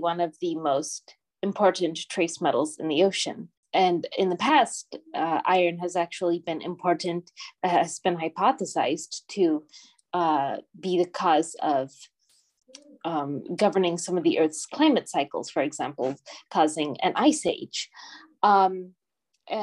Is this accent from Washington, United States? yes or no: yes; Puget Sound, Washington, United States; moved away as an adult; also born or lived in Florida / Northern Germany; now in Germany; I'm originally from Washington State in the US, so the Pacific Northwest, and I grew up around the Puget Sound